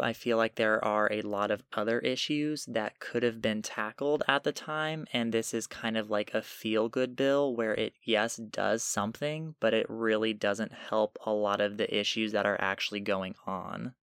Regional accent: Iowa, United States; moved away as an adult; I'm from Iowa

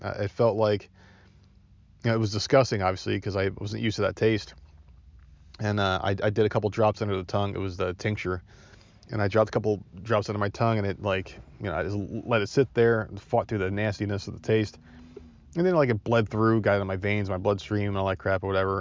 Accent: New Jersey, United States; accent: Jersey; now in Myrtle Beach, United States; I'm from Jersey

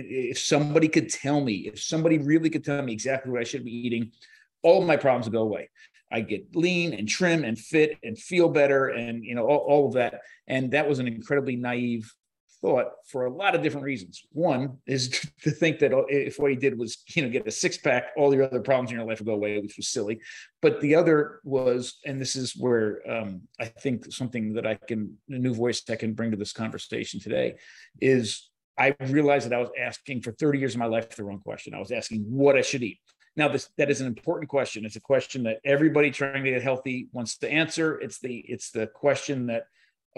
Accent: New Jersey, United States; So I grew up in New Jersey, right by the shore.

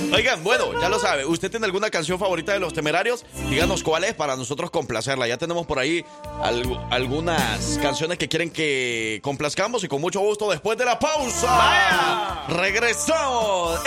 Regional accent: El Salvador; now in Alabama, United States; vengo escuchando desde El Salvador, desde que estaba pequeño.

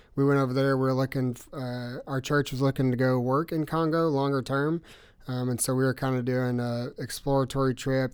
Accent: Russellville, United States; I grew up in First Baptist Church. And so, um, this church in Russellville

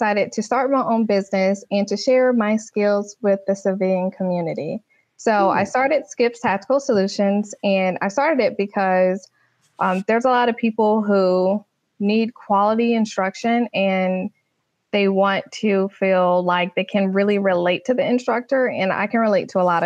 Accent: North Carolina, United States; now in Tampa, United States; I'm actually originally from North Carolina

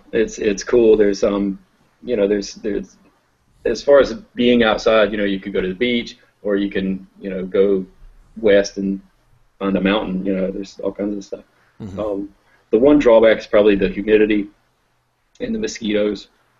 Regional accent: England, United Kingdom; I'm an English guy. I don't know.

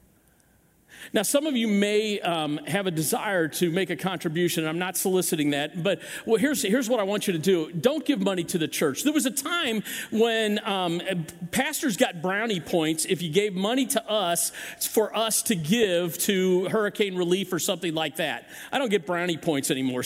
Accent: Chesterfield, Missouri, United States; I grew up in this area. I grew up hunting in Chesterfield Valley

